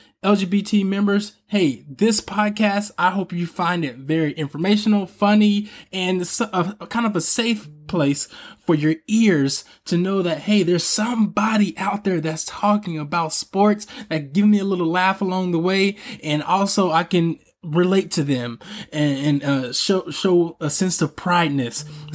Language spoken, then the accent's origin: English; Atlanta, Georgia, United States; moved away as an adult; now in Bay Area, United States; I'm from Atlanta, Georgia. I'm currently living in the Bay Area. I moved here in 2016, and I haven't looked back since.